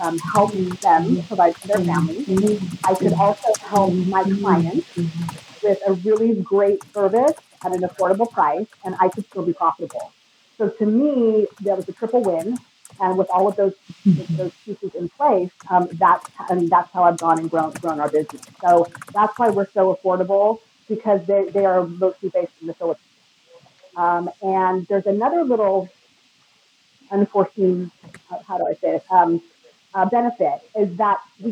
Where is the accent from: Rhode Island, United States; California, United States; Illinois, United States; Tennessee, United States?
California, United States; moved away as an adult; now in Mexico; I'm originally from California